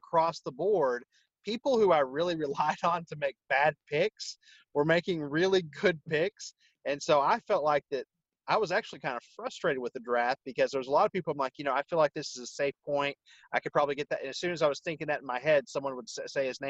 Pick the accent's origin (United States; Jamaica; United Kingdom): United States; I'm an American